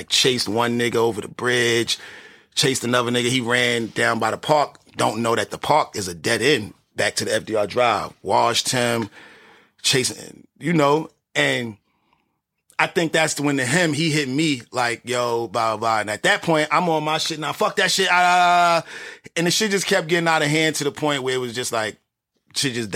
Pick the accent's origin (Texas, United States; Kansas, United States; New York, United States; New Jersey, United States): New York, United States; New York City; I was born in Wash Heights, grew up on Lenox, 144th and Lenox 7th, and moved to 123rd and Lex